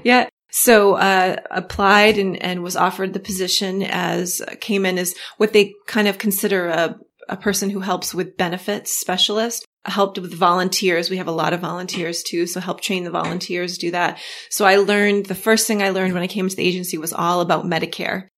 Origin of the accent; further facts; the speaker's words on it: Augusta, Maine, United States; I'm from Augusta, Augusta, Maine